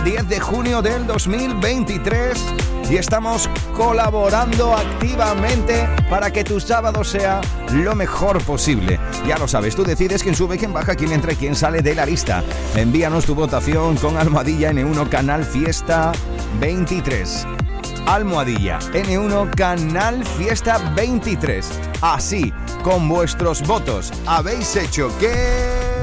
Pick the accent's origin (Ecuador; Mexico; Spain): Spain; Punta Umbría, Huelva, Andalusia; mi paisana